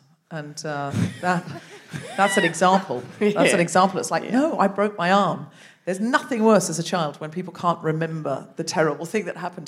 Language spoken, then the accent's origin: English; Gold Coast, Queensland, Australia; I'm from the Gold Coast. I'm from Muriel. Have you seen Muriel's Wedding? I'm from there.